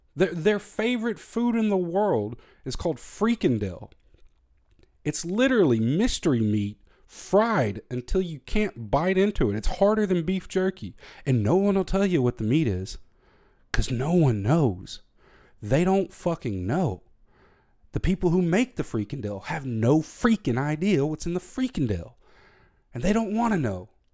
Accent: the South, United States; moved away as an adult; now in Germany; I grew up in the South, in America.

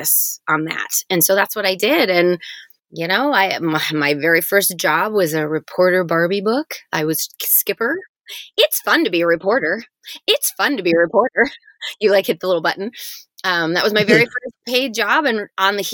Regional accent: Michigan, United States; I grew up in Michigan

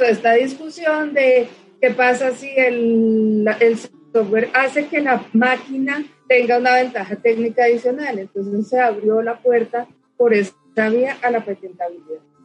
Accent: Colombia

